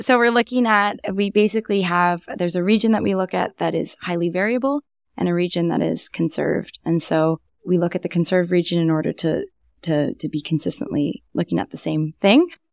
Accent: Vancouver, British Columbia, Canada; also born or lived in Kingston, Ontario; I'm from Vancouver, but wasn't planning on coming back here at all

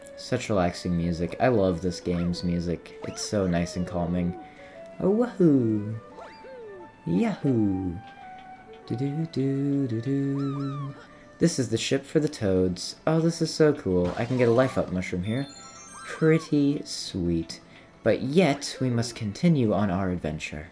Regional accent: United States; I grew up in America, was born in America

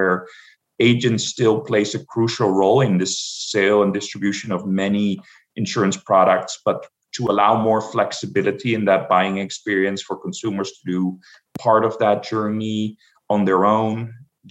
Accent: Amsterdam, North Holland, Netherlands; moved away as an adult; now in United States; I'm originally from Amsterdam, the Netherlands.

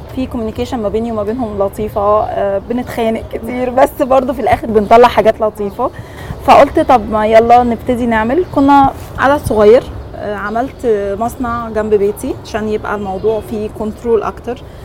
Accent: Egypt; احنا مبدئيا في مصر عندنا ناس هايله

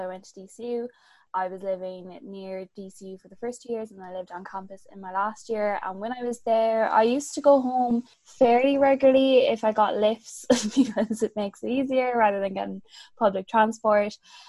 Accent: County Mayo, Connacht, Ireland; moved away as an adult; now in Dublin, Ireland; I am from Lardon in County Mayo, and it's basically like 25 minutes from Castlebar and 20 minutes from Ballina, some kind of like little village in between the two.

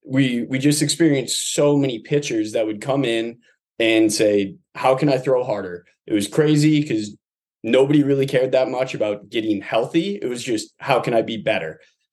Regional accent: Toledo, Ohio, United States; moved away; also born or lived in New Orleans, Louisiana (family) / St. Petersburg, Florida

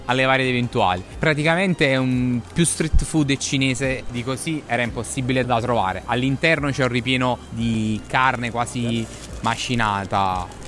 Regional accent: Naples, Campania, Italy; moved away; also born or lived in London

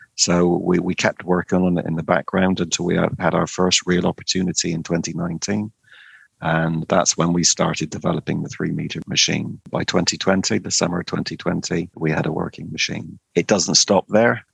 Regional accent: Cornwall, South West England, United Kingdom; I was born and brought up in Cornwall

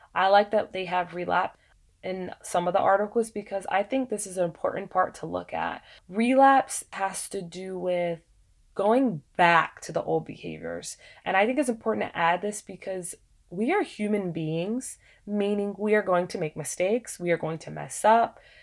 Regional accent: United States; being African American

